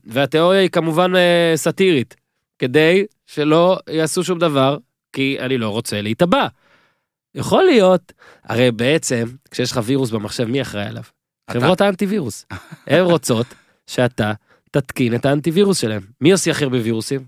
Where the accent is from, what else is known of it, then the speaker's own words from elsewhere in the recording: Northern District, Israel; now in Tel Aviv, Israel; אני מהצפון אז מותר במקור, אני גר בתל אביב מ-2006